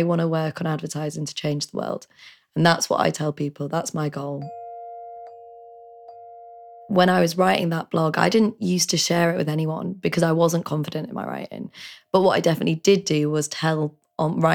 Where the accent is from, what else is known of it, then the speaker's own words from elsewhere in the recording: Leeds, Yorkshire and the Humber, United Kingdom; moved away; also born or lived in Nottingham / London; I'm from Leeds originally